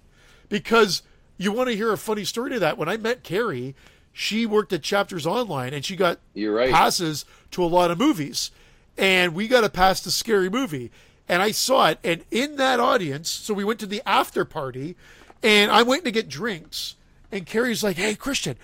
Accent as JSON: {"language": "English", "country": "Canada", "said": "we're Canadian on this show"}